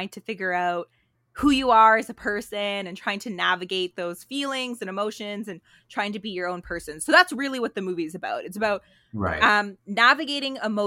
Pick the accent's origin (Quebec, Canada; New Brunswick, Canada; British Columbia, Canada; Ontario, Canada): Ontario, Canada; just outside of Toronto; I grew up just outside of Toronto, but a 40-minute GO train ride.